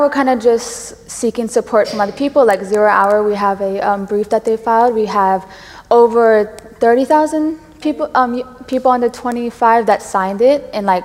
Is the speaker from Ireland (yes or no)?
no; Rayne, Louisiana, United States; I'm from Rain, Louisiana